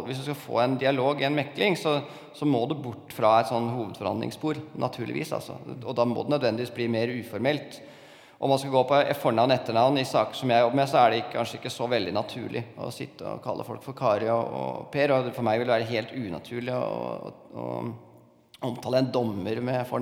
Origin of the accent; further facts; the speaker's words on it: Innlandet, Norway; jeg kommer fra Toten og føler at jeg, at jeg, jeg er ikke så veldig streng på hvordan folk eh, kler seg.